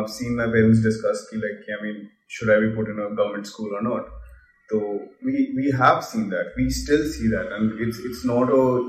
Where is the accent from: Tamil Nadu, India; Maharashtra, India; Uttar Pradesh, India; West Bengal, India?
West Bengal, India; Kolkata; now in Delhi, India; I was in Calcutta. So I came from Calcutta to Delhi.